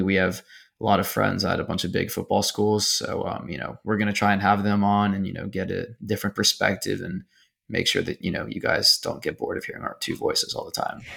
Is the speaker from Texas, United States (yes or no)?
yes; Houston, Texas, United States; I'm from Houston